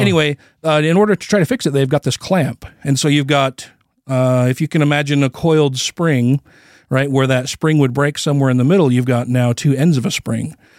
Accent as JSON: {"language": "English", "country": "United States", "said": "I'm an American"}